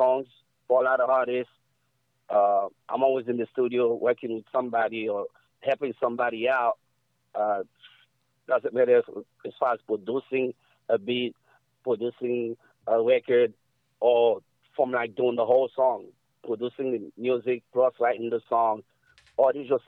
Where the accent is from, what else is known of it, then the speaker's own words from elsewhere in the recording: New York City, New York, United States; also born or lived in Haiti; I grew up in New York, so I was out there since I was 5 years old